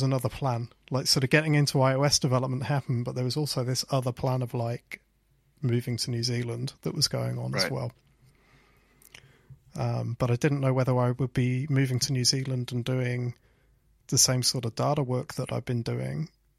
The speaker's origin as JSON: {"language": "English", "town": "Leicester", "region": "East Midlands", "country": "United Kingdom", "tie": "born or raised there", "said": "I freelanced for a company called Swipe and Tap that were based in my hometown in Leicester."}